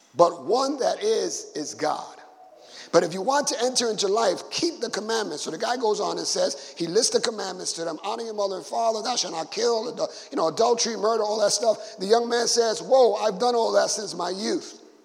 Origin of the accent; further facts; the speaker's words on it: New York City, New York, United States; I was growing up in Bushwick in the 70s